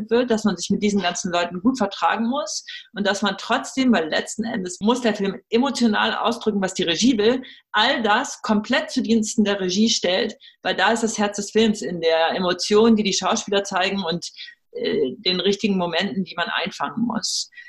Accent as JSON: {"language": "German", "country": "United States", "second_language": "German", "moved": "as an adult", "lives_now": "Germany", "said": "Ich bin Amerikanerin. Für uns hat sich das irgendwann so entwickelt, dass wir gesagt haben, wir wollen unsere Kinder in Europa großziehen deshalb bin ich auch aus den äh, USA und aus Los Angeles wieder hierher zurückgekommen."}